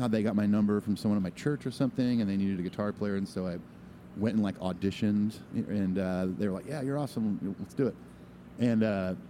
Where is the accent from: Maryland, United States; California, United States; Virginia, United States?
California, United States; Long Beach, Orange County; now in Nashville, United States; when we moved from Long Beach, we moved down to Orange County